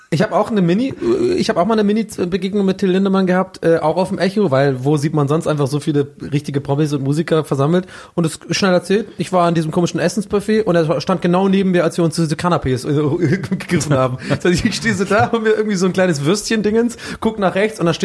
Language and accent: German; Ireland; Ich war ja natürlich immer der größte Caddy Family Gegner ne, als echter Ire